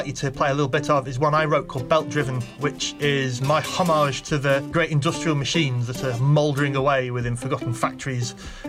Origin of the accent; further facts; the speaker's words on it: Macclesfield, North West England, United Kingdom; now in Manchester, United Kingdom; I grew up in Macclesfield in Cheshire. Yeah, I live in Manchester these days. I'm now 1 mile across the traditional county border from Cheshire, so I've moved a terribly long way. I grew up in Macclesfield